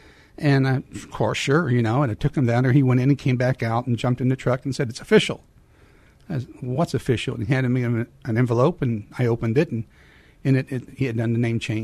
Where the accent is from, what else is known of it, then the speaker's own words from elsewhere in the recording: San Antonio, Texas, United States; also born or lived in Sacramento, California; I'm from San Antonio. I was raised here, and I was born in Sacramento, California, but I was only there for a week.